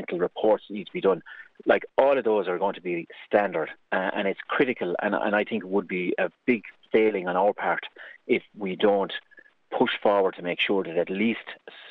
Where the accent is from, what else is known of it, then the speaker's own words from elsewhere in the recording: Carrigaholt, Munster, Ireland; I grew up in Carrigaholt.